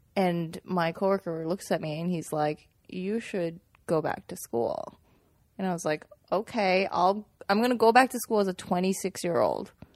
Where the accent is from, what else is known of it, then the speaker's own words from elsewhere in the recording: Manhattan, Kansas, United States; also born or lived in Xi'an, China; I came from Xi'an when I was six years old, and we lived in Kansas